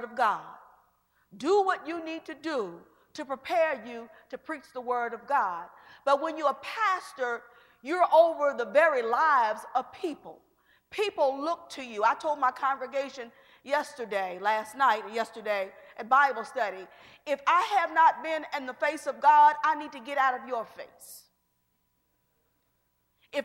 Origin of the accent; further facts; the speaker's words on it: Georgetown, Kentucky, United States; I'm originally from Georgetown